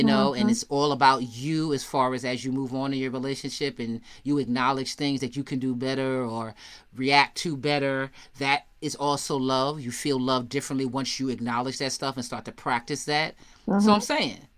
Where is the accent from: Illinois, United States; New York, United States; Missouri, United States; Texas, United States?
New York, United States; I'm from New York